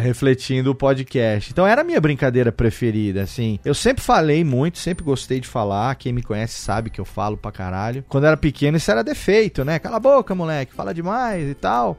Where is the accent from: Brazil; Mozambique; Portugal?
Brazil; Serra Negra, São Paulo; moved away as an adult; also born or lived in Rio de Janeiro / Japan / Sri Lanka; quando cresci aqui no interior, aqui em Serra Negra